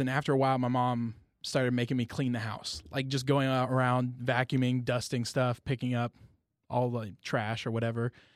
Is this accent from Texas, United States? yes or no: yes; Friendswood, Texas, United States; I grew up in Friendswood, Texas